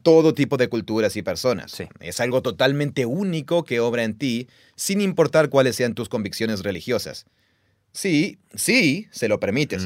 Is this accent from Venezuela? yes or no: no; Mexico; soy de México